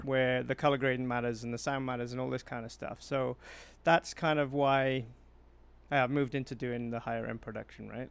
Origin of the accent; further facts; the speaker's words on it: South Wales, United Kingdom; accent: Welsh; now in Manitoba, Canada; I'm from South Wales